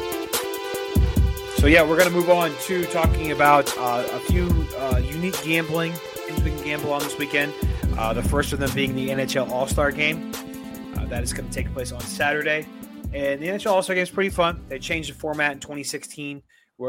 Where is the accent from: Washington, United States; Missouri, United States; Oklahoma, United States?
Missouri, United States; St. Louis; We are from St. Louis